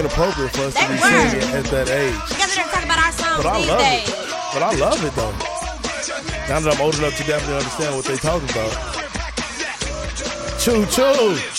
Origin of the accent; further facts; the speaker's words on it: Kansas City, Missouri, United States; growing up in Kansas City